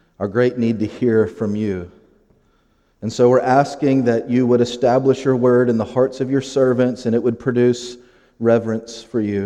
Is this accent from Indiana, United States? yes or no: yes; Lowell, Indiana, United States; also born or lived in Crown Point, Indiana / Hammond, Indiana / Gary, Indiana; I grew up in Lowell. I went to middle school there, high school, and graduated